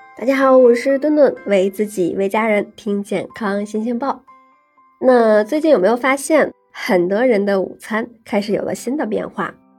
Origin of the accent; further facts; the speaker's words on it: China; 我们中国人